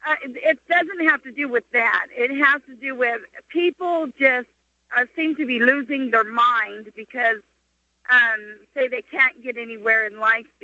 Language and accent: English; Arizona, United States; I am from Arizona